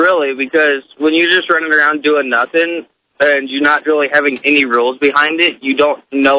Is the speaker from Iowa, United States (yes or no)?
yes; Council Bluffs, Iowa, United States; I grew up in Counts Bluffs